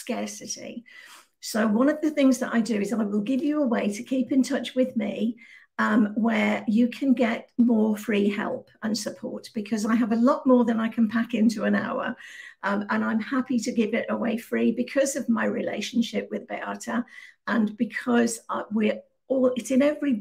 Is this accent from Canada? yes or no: no; Birmingham, West Midlands, United Kingdom; moved away as an adult; now in Malaga, Spain; I'm originally from Birmingham in the Midlands, right in the middle of the UK